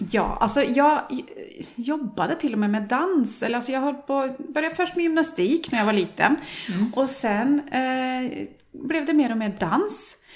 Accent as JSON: {"language": "Swedish", "country": "Norway", "also_born_or_lived": "Sweden", "second_language": "Swedish", "moved": "yes", "lives_now": "Gothenburg, Sweden", "said": "jag är ju norsk då, som ni kanske redan har hört."}